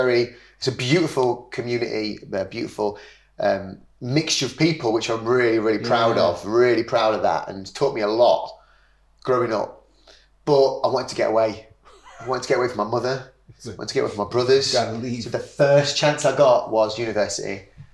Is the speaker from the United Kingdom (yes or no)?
yes; Leicester, East Midlands, United Kingdom; now in Leeds, United Kingdom; I was born in Leicester, in a lovely estate around kind of West Leicester.